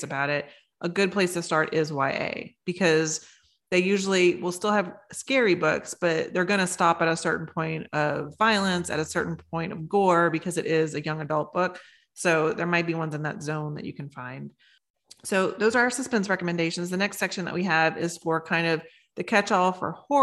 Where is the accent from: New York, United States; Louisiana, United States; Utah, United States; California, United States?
Louisiana, United States; I am from Louisiana